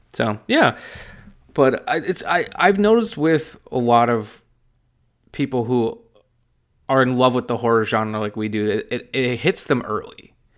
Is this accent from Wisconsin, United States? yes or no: yes; Wisconsin, United States; I'm from Wisconsin, my dad's side of the family is all from the Appalachian Mountain Range in Virginia